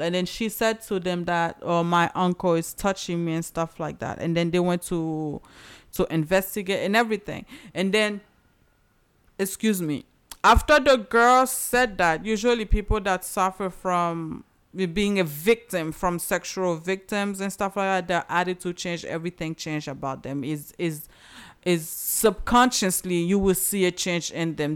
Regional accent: Haiti; moved away; I'm from Haiti

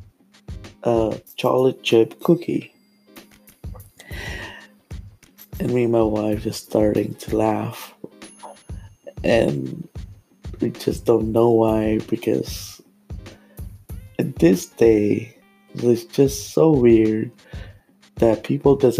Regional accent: Philippines; moved away; I'm Filipino

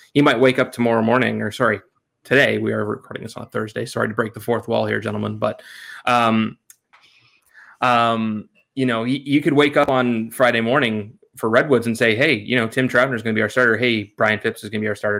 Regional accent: Canada; as a Canadian

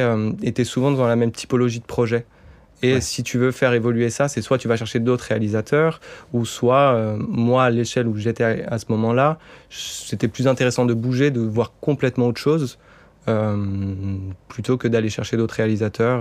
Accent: Bordeaux, Nouvelle-Aquitaine, France; now in Paris, France; je suis redescendu à Bordeaux, ma ville natale.

